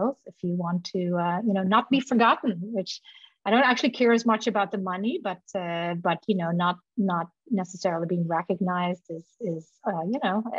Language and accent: English; Netherlands; moved away; I grew up in the Netherlands.